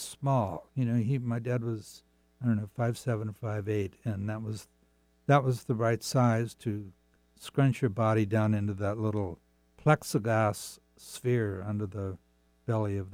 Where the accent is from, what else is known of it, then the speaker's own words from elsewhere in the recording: Seattle, Washington, United States; I grew up in Seattle